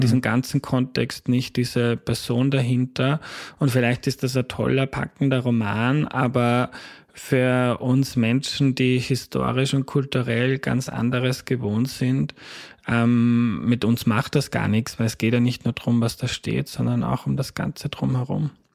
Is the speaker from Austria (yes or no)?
yes; Austria; accent: Austrian dialect